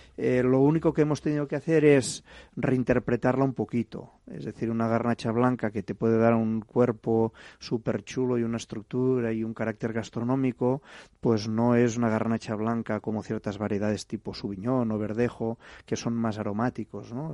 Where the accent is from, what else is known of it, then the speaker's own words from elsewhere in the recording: Gandesa, Catalonia, Spain; moved away as an adult; also born or lived in Paris; regresaba a Gandesa, mi ciudad natal